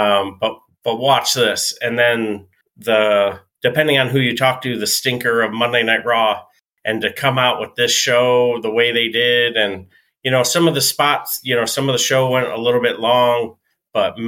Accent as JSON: {"language": "English", "region": "New York", "country": "United States", "moved": "yes", "said": "I'm from New York"}